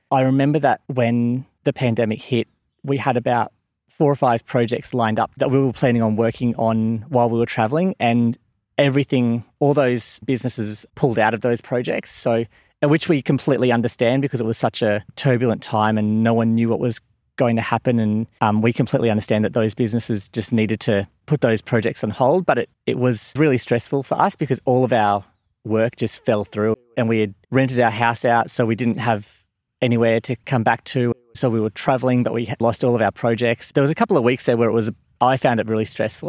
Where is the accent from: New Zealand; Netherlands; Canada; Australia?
Australia; Gold Coast, Queensland; moved away as an adult; now in Warwick, Australia; I was born on the Gold Coast and before moving out here had absolutely no experience of living in the country at all. I'm a real beach boy.